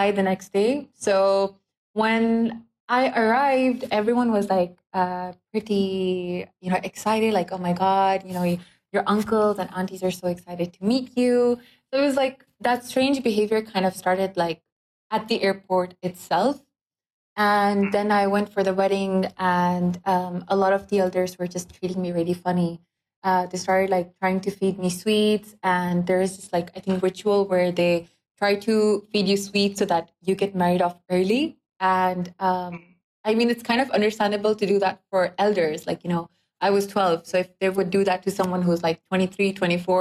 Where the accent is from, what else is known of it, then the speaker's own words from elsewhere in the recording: Dubai, United Arab Emirates; also born or lived in Pakistan; I was born and brought up in Dubai and I'm from Pakistan.